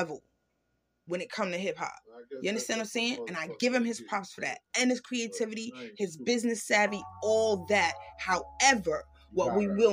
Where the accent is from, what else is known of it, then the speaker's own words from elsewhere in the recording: New York City, New York, United States; I grew up in Harlem.